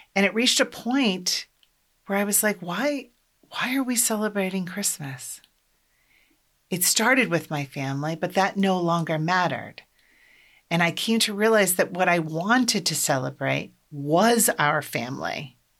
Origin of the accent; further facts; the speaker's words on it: Iowa, United States; I'm from Iowa. I grew up in a large extended Catholic family.